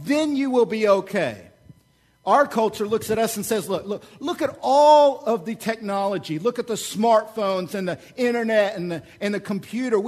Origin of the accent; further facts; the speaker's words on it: Oklahoma, United States; moved away; I'm from Oklahoma